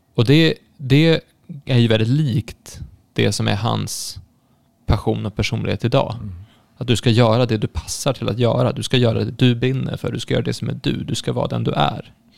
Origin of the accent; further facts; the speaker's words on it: Stockholm, Stockholm County, Sweden; jag är född i Stockholm